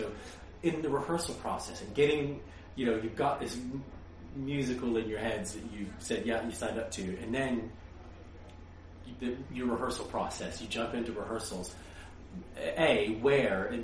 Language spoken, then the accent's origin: English; United States; growing up in America